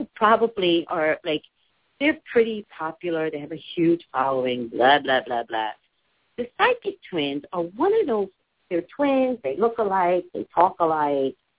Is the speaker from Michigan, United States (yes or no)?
no; the Valley, California, United States; also born or lived in Los Angeles; I'm from the Valley. I'm from California